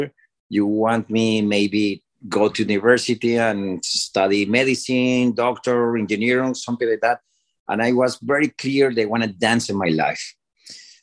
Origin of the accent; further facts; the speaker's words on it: Cali, Valle del Cauca, Colombia; English is a second language; moved away as an adult; also born or lived in Miami; now in United States; my city, Cali, Colombia. I'm from Colombia